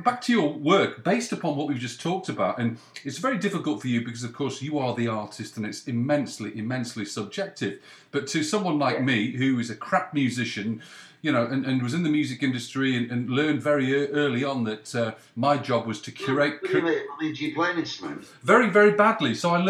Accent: Leeds, Yorkshire and the Humber, United Kingdom; born there; also born or lived in North West England; Well, I was born in Leeds. I went to Loughborough Grammar School, but most of my family are in Cheshire, the northwest. So I've been quite nomadic, to be frank, Ray. But northwest is my home.

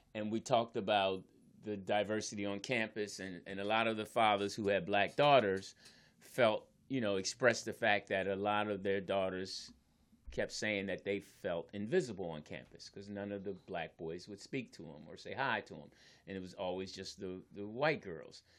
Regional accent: Philadelphia, Pennsylvania, United States; I'm from Philly

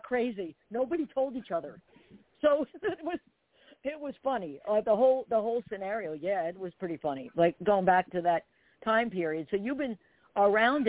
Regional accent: Perth Amboy, New Jersey, United States; my place, I was right across from Staten Island. So I kind of grew up in like by New York and stuff

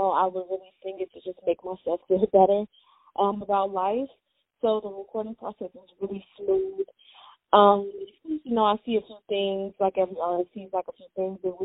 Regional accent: Chicago, Illinois, United States; I'm from Chicago. I was born and raised in Chicago

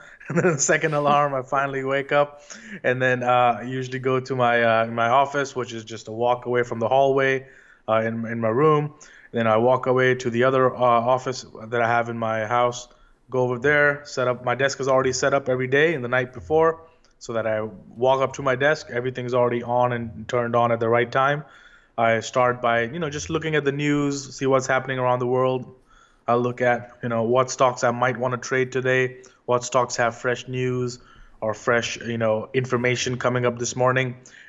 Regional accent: India; moved away as an adult; also born or lived in London; now in New York, United States; I was born and raised in India, and I was always, you know, interested in learning about the stock market at Wall Street.

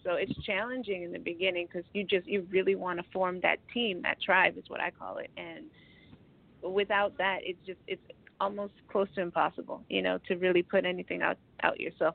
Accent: Los Angeles, California, United States; i'm an artist from

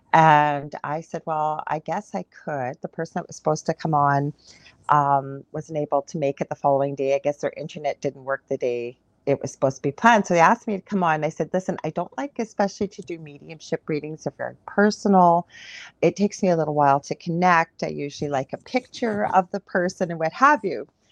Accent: Canada; I'm a Canadian clairvoyant medium

